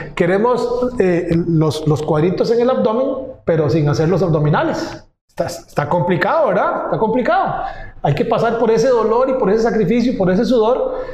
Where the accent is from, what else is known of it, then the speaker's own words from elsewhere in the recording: Pérez Zeledón, San José, Costa Rica; Yo trabajaba en San José, en la capital pero yo nací al sur, en Pérez Celedón, que está a tres horas de la capital.